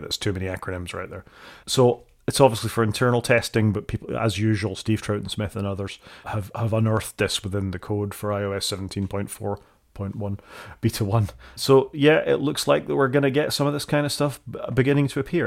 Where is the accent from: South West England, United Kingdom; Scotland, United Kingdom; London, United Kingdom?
Scotland, United Kingdom; accent: Scottish; my accent